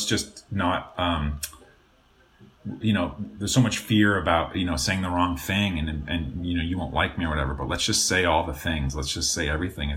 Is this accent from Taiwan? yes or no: no; Canada; moved away as an adult; now in Los Angeles, United States; as a kid growing up in Canada